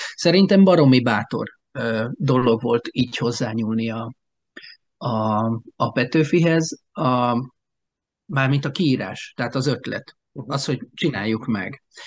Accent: Alsópáhok, Zala, Hungary; now in Keszthely, Hungary; én mellette alsópáokon nőttem fel

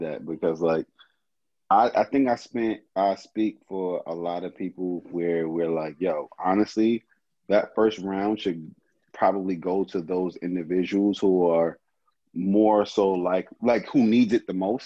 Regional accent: Brownsville, United States; I'm from Brownsville. I'm from a different world

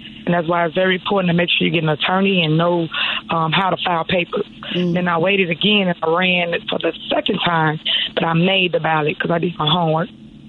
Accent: Dalton, Georgia, United States; So basically, back growing up in Dalton, I saw it go from good to just go down.

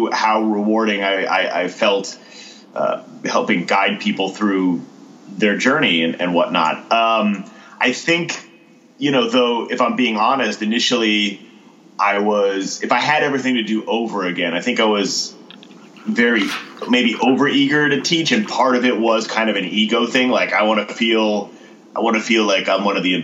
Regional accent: Connecticut, United States; now in Austin, United States; I'm originally from Connecticut, and this is like the biggest Connecticut stereotype, but I started teaching sailing when I was 16.

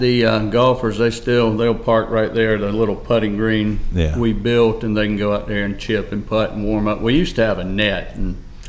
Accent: Andrews, South Carolina, United States; I grew up in the big city of Andrews, South Carolina.

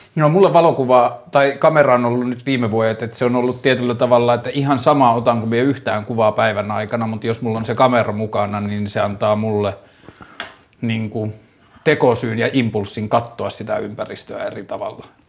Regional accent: Torne River valley, Lapland, Finland; tässä oltiin ensinnäkin siellä, missä mä oon syntynyt, että tässä oltiin niin kuin, tai no siitä tietenkin vähän ylöspäin, mutta kuitenkin Torniojoen varressa

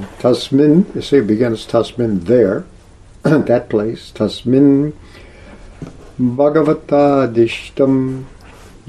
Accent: Texas, United States; moved away; also born or lived in Oklahoma, United States; I grew up in Texas and Oklahoma part of my life

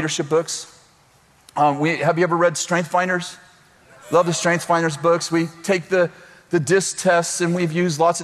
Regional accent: Weaverville, United States; I'm from Weaverville

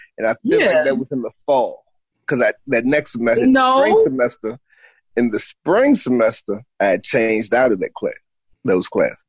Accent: Charlottesville, Virginia, United States; moved away as an adult; also born or lived in Los Angeles, California; I am a writer from Charlottesville, Virginia

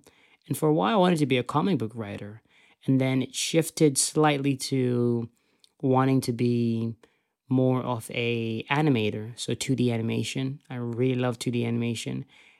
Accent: Zimbabwe; I was very blessed that I grew up in Zimbabwe because I had the opportunity to watch such a diverse library of content

